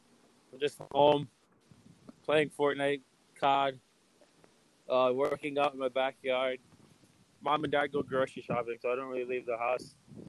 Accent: Detroit, Michigan, United States; I'm from Detroit

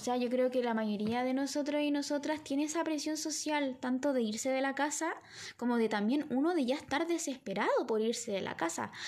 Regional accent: Villa Alemana, Valparaíso, Chile; somos de Villa Alemana

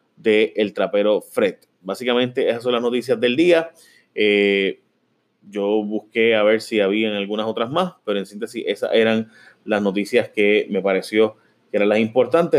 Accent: Puerto Rico

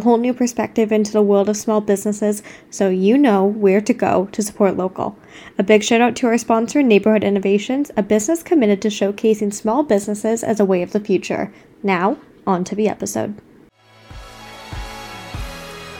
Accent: Cambridge, Ontario, Canada; I'm from around Cambridge

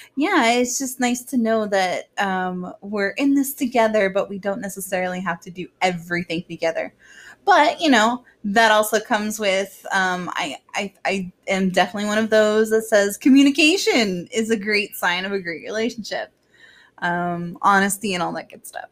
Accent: Orlando, Florida, United States; growing up in Orlando

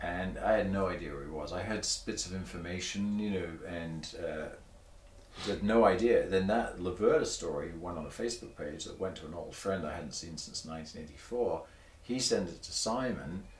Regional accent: Torbay, South West England, United Kingdom; moved away; I grew up in a seaside town that was very much bed and breakfast hotels during the summer

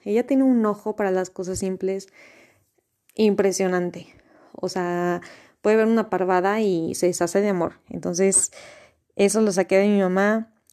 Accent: Mexico; soy mexicana

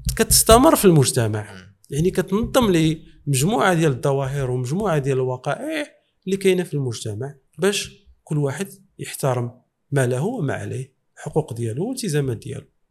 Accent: Morocco; وحنا في الحقيقه آه، في المغرب

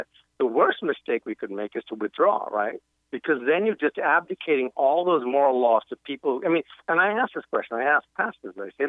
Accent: Yemen; now in United States; I'm an immigrant to this country, right? I came here from Yemen. We were kicked out of Yemen.

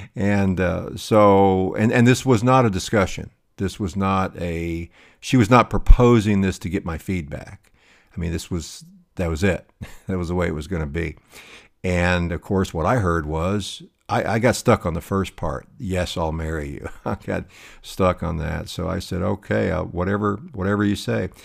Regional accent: High Plains, Southwest, United States; I grew up in a small town in, uh, in, in the Southwest on the High Plains

